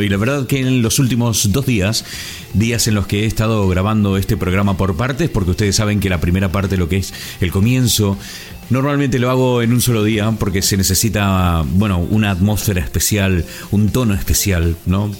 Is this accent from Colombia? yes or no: no; Concordia, Entre Ríos, Argentina; Yo provengo del interior de la Argentina, de una provincia fantástica como es Entre Ríos